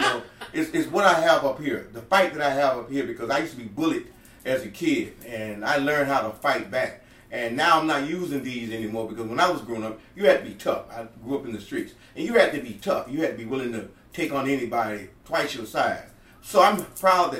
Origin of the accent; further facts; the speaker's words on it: Homestead, Florida, United States; I grew up here in Homestead, Florida City